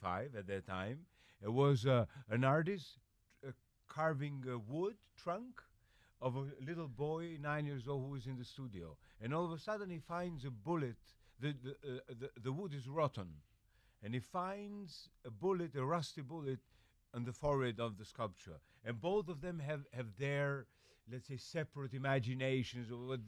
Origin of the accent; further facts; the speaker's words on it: Tirana, Tirana County, Albania; I was born there in Tirana, in the capital, and I lived there. I never left